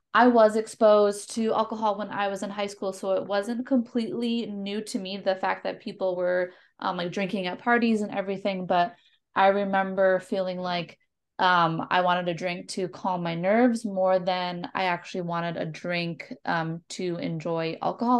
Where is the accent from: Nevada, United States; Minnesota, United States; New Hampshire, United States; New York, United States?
Minnesota, United States; moved away as an adult; also born or lived in North Carolina; I'm from Minnesota. I moved to North Carolina